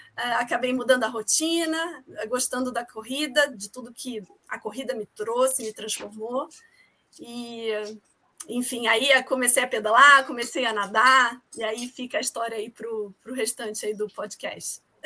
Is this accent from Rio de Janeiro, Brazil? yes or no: yes; Rio de Janeiro, Brazil; moved away as an adult; now in São Paulo, Brazil; eu sou carioca também, mas eu moro aqui em São Paulo há 16 anos